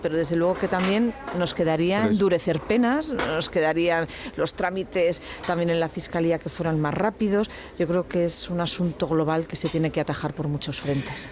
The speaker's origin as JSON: {"language": "Spanish", "town": "Granada", "region": "Andalusia", "country": "Spain", "said": "somos muchos los granadinos"}